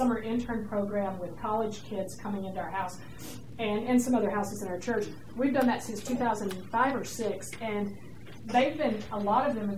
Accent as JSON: {"language": "English", "region": "Georgia", "country": "United States", "said": "I'm from Georgia, and you can't do that kind of stuff down south."}